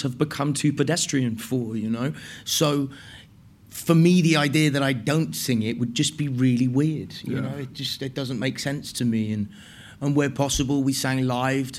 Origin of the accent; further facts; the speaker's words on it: Wales, United Kingdom; I was raised in Wales